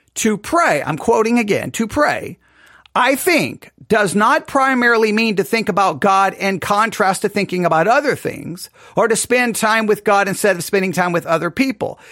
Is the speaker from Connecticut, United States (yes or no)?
no; Texas, United States; I'm from Texas